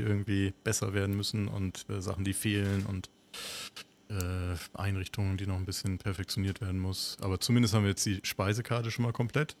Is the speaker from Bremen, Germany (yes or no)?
yes; Bremerhaven, Bremen, Germany; sind zusammen aufgewachsen in Bremerhaven